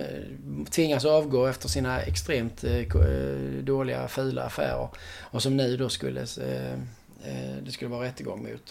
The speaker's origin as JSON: {"language": "Swedish", "country": "Sweden", "said": "som svensk"}